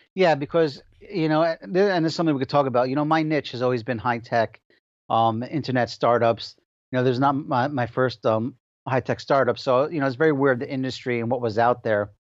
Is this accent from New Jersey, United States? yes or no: yes; Passaic, New Jersey, United States; I was born and raised in Passaic, New Jersey